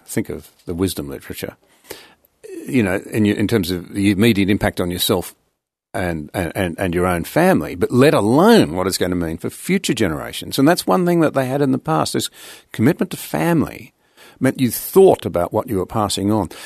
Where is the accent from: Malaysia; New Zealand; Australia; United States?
Australia; I as an Australian